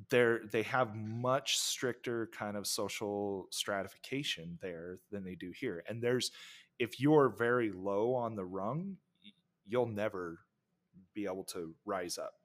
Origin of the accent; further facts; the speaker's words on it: United States; being American